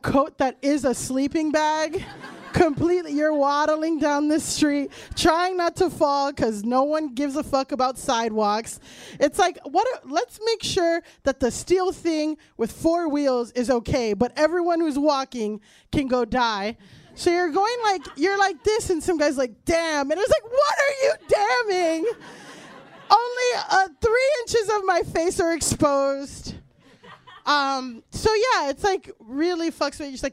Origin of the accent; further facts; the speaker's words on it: Florida, United States; moved away as an adult; now in New York, United States; I'm from Florida